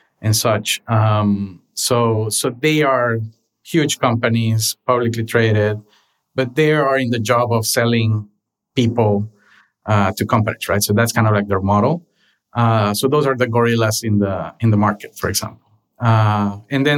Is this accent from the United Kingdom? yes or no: no; Honduras; moved away as an adult; now in Los Angeles, United States; I was born and raised in Honduras